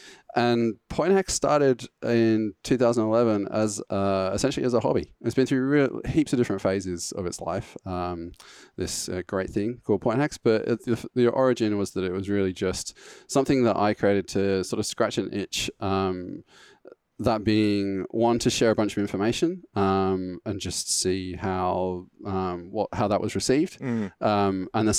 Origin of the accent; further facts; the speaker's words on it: England, United Kingdom; accent: English; I seem to have lost a decent chunk of my English accent in that period as well.